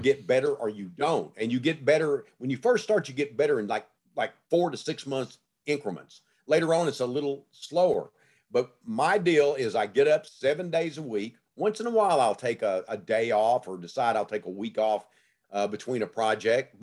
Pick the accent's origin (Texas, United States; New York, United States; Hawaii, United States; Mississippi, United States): Texas, United States; Gladewater; growing up in Gladewater, Texas, when I did in the nineteen fifties, sixties, you know, early seventies.